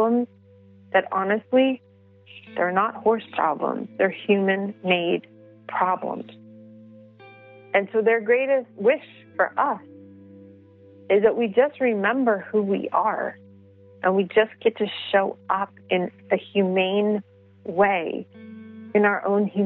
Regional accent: New York City, New York, United States; I grew up in the Bronx.

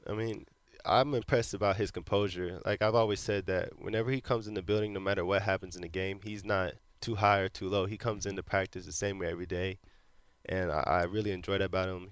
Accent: Florida, United States; moved away as an adult; also born or lived in Cincinnati; now in Houston, United States; I was being from Florida

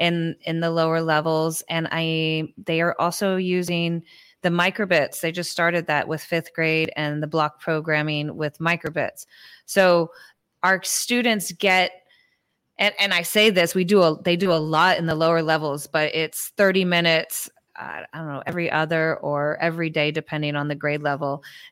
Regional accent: Peru; English is a second language; now in United States; I was teaching, you know, what I came from Peru. I did a lot of robotics with Lego Mindstorms.

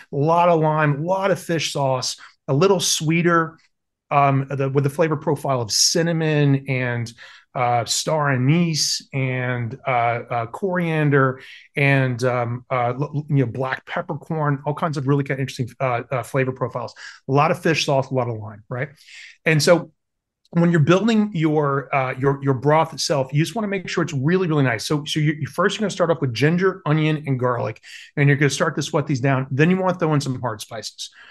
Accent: South Carolina, United States; I grew up in South Carolina

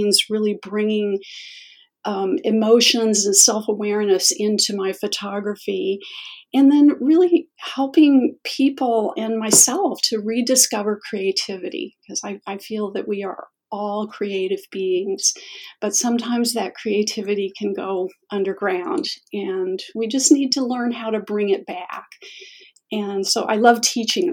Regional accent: Chicago, Illinois, United States; I'm from the Chicago area, and I am really, really lucky to live 10 minutes from the most amazing place to photograph, and that is the Chicago Botanic Garden

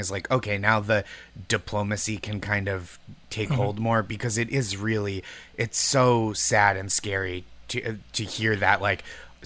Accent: Boston, Massachusetts, United States; moved away; I'm from Boston originally.

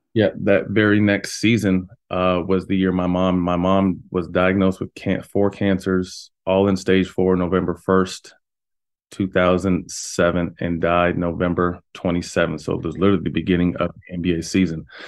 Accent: Sacramento, California, United States; born or raised there; also born or lived in Bay Area, California

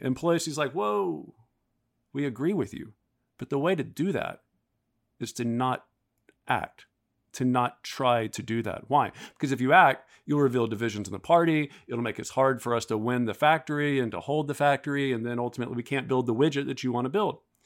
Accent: the South, United States; I'm from the South

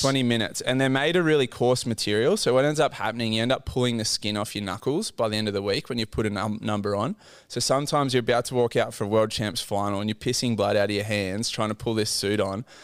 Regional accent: Port Macquarie, New South Wales, Australia; Born and raised in Port Macquarie, had a very humble, quiet upbringing

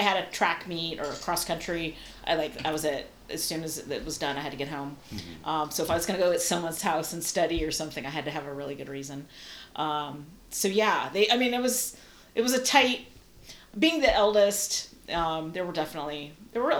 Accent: San Mateo, California, United States; also born or lived in Italy / Los Angeles; I grew up in San Mateo

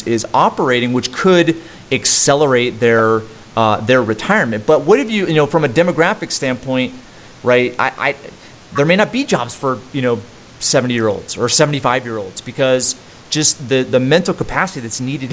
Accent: East Coast, United States; now in Salt Lake City, United States; I grew up on the East Coast.

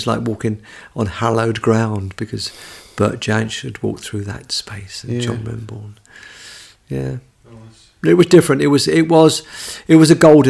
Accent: London, United Kingdom; I was a Londoner. I was from the South.

